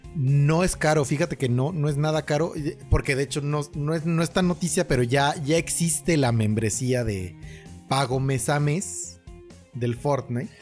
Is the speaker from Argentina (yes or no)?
no; Mexico; como muy mexicano